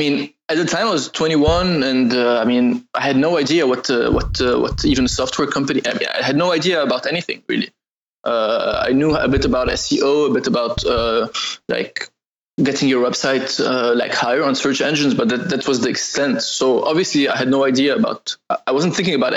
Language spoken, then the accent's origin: English; Lebanon; I'm from Lebanon